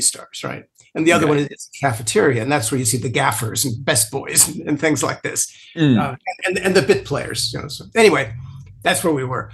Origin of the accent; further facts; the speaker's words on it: Los Angeles, California, United States; moved away; I grew up in Los Angeles. I haven't lived there for a long time, but I grew up there